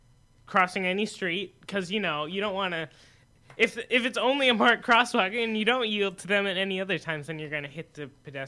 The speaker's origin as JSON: {"language": "English", "region": "Arizona", "country": "United States", "said": "we're from Arizona"}